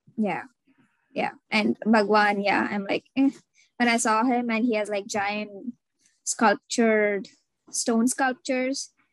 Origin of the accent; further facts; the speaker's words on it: India; now in United States; I'm Indian